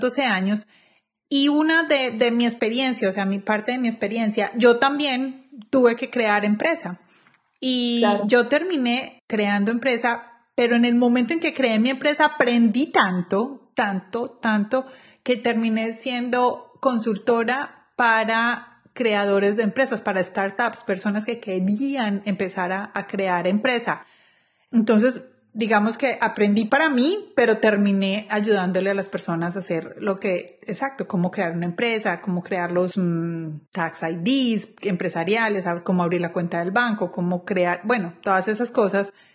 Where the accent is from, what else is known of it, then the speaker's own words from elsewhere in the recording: Colombia; moved away as an adult; now in United States; como colombianos